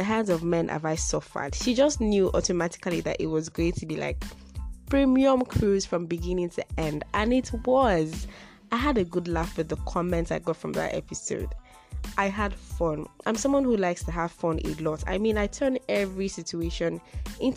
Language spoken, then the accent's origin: English; Nigeria; I'm a Yoruba girl